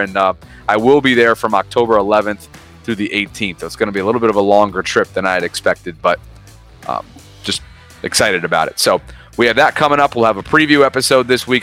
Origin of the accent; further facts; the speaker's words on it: Albany, New York, United States; moved away; my hometown of Albany, New York